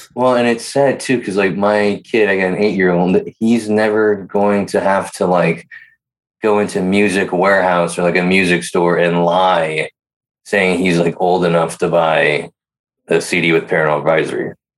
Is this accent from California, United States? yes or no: yes; Pleasanton, California, United States; I grew up in Pleasanton